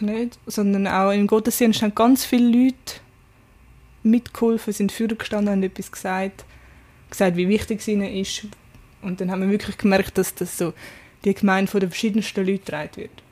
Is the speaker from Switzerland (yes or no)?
yes; Zürich Oberland, Zurich, Switzerland; Ich bin vom Oberland